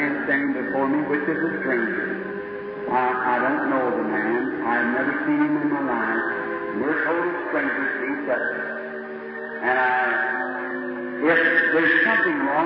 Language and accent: English; United States; I was born in the States